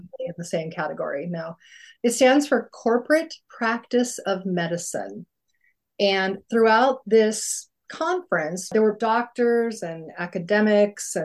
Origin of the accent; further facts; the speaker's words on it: Albuquerque, New Mexico, United States; moved away; I grew up in Albuquerque and I thought that was a nice city